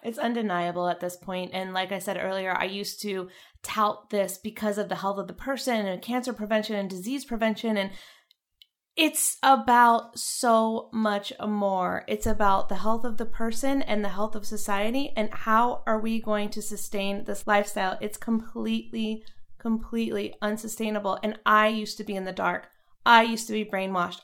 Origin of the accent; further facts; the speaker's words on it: North Carolina, United States; moved away; I was from North Carolina